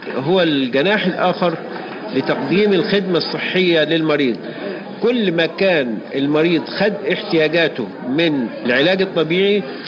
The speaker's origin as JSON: {"language": "Arabic", "country": "Egypt", "said": "احنا كلنا كمصريين"}